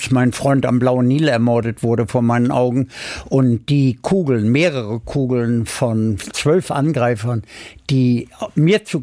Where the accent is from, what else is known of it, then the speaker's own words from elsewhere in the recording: Bielefeld, North Rhine-Westphalia, Germany; born there; Ich wurde 1935 in Bielefeld geboren